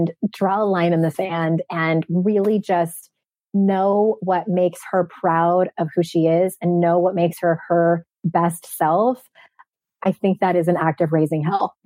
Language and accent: English; San Diego, California, United States; moved away; my hometown of San Diego